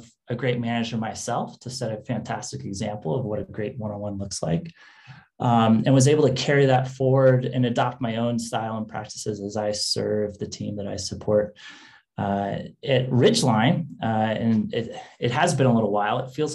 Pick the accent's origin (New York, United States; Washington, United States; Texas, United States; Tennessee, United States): Washington, United States; moved away as an adult; now in California, United States; I grew up in Washington State in the Great Northwest.